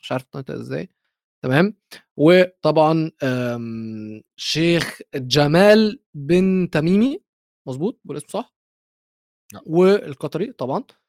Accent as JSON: {"language": "Arabic", "country": "Egypt", "said": "انا مصري"}